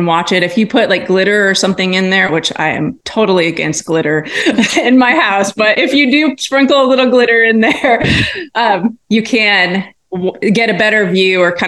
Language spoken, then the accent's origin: English; Iowa, United States; now in Southwest Missouri, United States; I grew up in Iowa where, you know, grasslands abound.